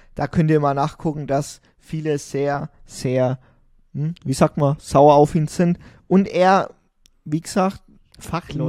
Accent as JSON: {"language": "German", "country": "Germany", "said": "wir sind als Deutsche"}